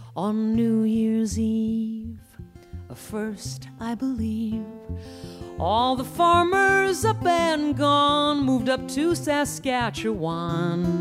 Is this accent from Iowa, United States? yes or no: yes; Iowa, United States; my home state of Iowa